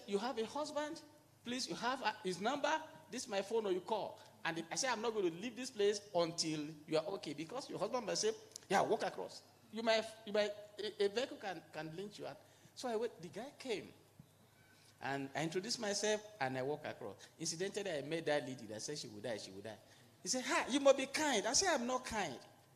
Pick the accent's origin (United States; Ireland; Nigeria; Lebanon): Nigeria; now in Kenya; I am a Nigerian